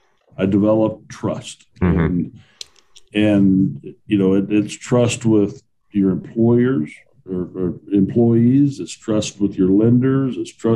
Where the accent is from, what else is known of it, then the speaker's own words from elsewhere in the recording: Roswell, New Mexico, United States; also born or lived in Dallas, Texas; So I grew up in Roswell, New Mexico, went to college in New Mexico State.